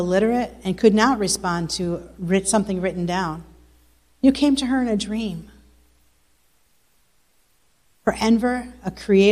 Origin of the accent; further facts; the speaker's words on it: United States; moved away as an adult; also born or lived in New York; now in Bosnia and Herzegovina; as an American